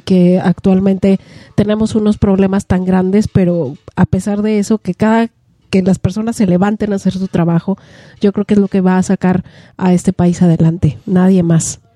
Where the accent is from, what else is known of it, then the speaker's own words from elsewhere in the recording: Mexico; como mexicanos